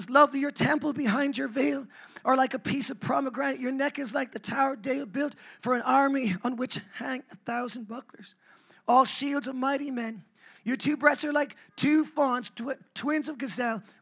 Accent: Ireland; now in United States; I'm from Ireland.

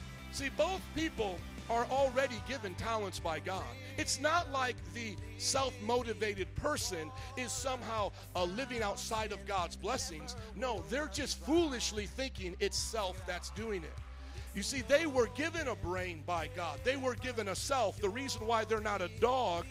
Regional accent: Chicago, Illinois, United States; we're from Chicago

